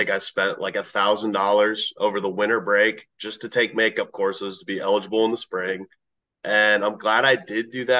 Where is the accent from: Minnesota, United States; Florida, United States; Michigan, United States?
Florida, United States; Fort Myers; also born or lived in Oklahoma; now in Lakeland, United States; I'm from the Fort Myers area